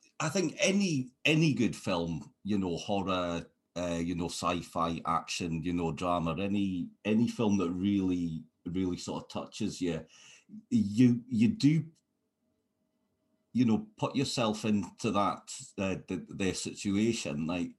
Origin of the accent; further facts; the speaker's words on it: United Kingdom; as a sort of British person